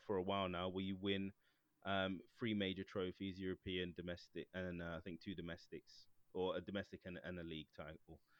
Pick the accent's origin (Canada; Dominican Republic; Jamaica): Jamaica; me being Jamaican